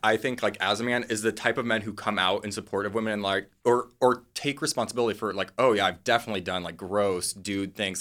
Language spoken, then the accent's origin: English; Midwest, United States; moved away; I'm from the Midwest